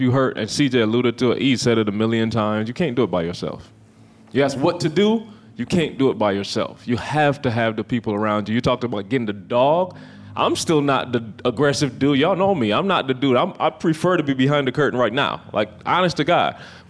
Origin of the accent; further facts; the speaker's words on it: Barbados; Like, I'm from Barbados. He from Lansing.